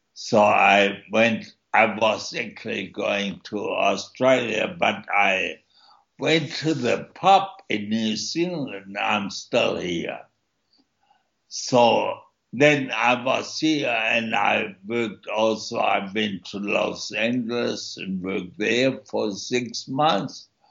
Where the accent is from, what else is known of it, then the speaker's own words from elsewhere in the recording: Germany; moved away; also born or lived in East Germany; born in East Germany and my parents had to flee East Germany, and so I grew up in a refugee camp in West Germany until I was six, and then after that we moved to a suburb